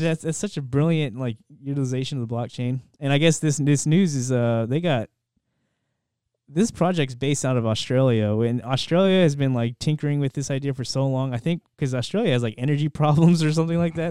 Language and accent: English; United States; as an American